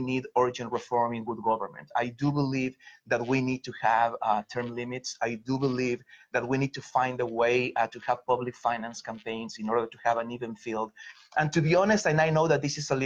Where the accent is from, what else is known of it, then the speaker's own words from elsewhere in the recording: Mexico; moved away as an adult; now in Philadelphia, United States; I was born and raised in Mexico. I came to the US almost 20 years ago, 18 years in Philly